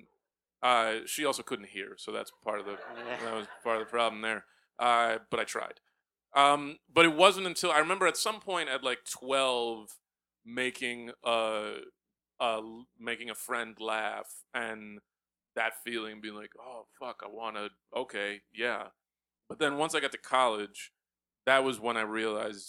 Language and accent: English; Texas, United States; also born or lived in New York; now in Brooklyn, United States; I did grow up in Texas. I was born here, but I grew up in Texas. I moved to Texas when I was maybe 5 years old